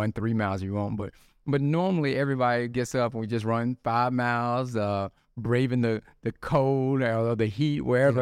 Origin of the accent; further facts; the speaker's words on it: Tupelo, Mississippi, United States; moved away as an adult; also born or lived in Memphis area, Tennessee; now in Memphis, United States; I am from Tupelo, Mississippi